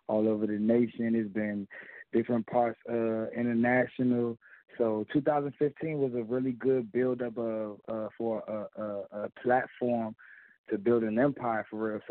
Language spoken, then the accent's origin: English; Washington, District of Columbia, United States; also born or lived in Westmoreland, Jamaica; Originally, I'm from Washington, D.C. But I was back growing up, it was back and forth